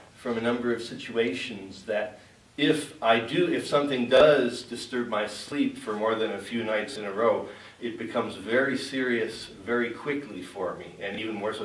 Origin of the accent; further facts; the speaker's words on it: Chicago, Illinois, United States; moved away; also born or lived in Great Plains; spending 12 years out in Great Plains when I grew up in the Chicago area